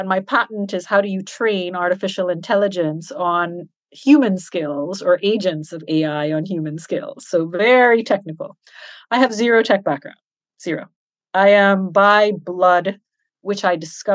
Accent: Switzerland; also born or lived in Canada / Trinidad and Tobago; now in Dubai, United Arab Emirates; I was educated and brought up in Europe, in Switzerland

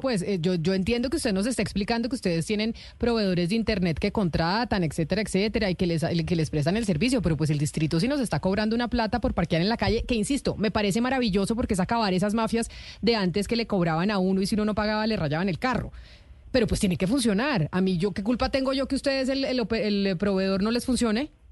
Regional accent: Bogotá, Colombia; yo como bogotana

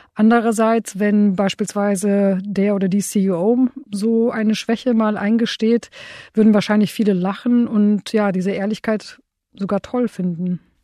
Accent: Romania; now in Germany; ich bin in Rumänien aufgewachsen

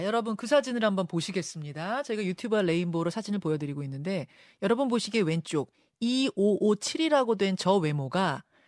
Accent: South Korea; 지금 한국인으로서

